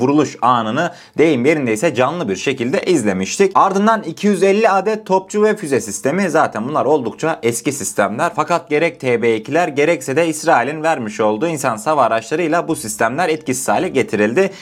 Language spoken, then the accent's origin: Turkish; Turkey; biz Türkler olarak